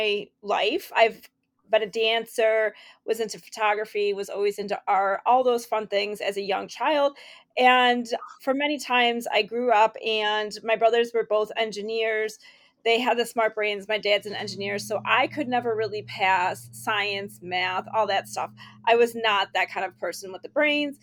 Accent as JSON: {"language": "English", "town": "Rochester", "region": "New York", "country": "United States", "also_born_or_lived": "Tennessee / Ohio", "moved": "yes", "said": "I'm from Rochester, New York."}